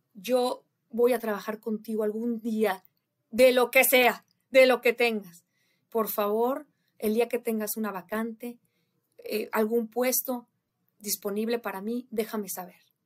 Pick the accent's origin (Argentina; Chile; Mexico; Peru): Mexico; Irapuato, Guanajuato; moved away as an adult; also born or lived in Monterrey, Nuevo León / Houston; now in United States; esa joven que creció en Irapuato, Guanajuato, que se fue a vivir a Monterrey, Nuevo León, mi tierra